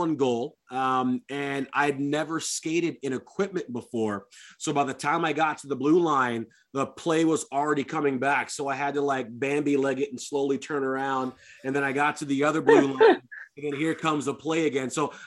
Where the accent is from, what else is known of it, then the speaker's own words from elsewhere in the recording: Detroit, Michigan, United States; moved away as an adult; now in Seattle, United States; I grew up in Detroit with the grind line.